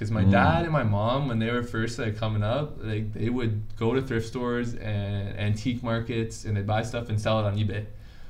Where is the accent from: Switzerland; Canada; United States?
Canada; Waterdown, Ontario; I'm from Waterdown.